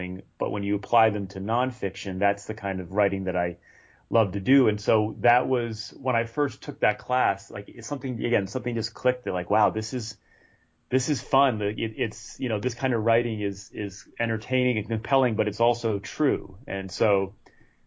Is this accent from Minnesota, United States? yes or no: no; Rhode Island, United States; moved away as an adult; also born or lived in North Carolina / Santa Barbara, California / Los Angeles, California; now in Bay Area, United States; I grew up in Rhode Island, in a small town in a small state